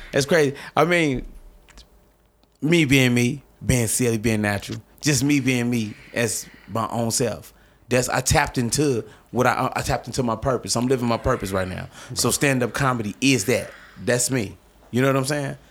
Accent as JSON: {"language": "English", "town": "St. Louis", "region": "Missouri", "country": "United States", "tie": "born or raised there", "said": "I'm from North Saint Louis"}